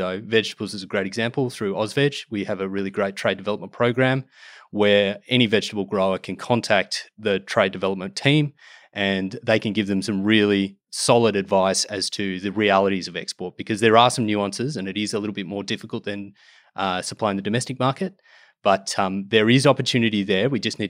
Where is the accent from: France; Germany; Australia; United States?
Australia; to develop those markets and build those long-term trading partners, which is what we sorely need as Australian exporters